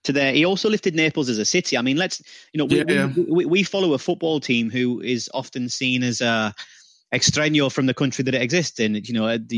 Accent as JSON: {"language": "English", "country": "United Kingdom", "said": "I'm British"}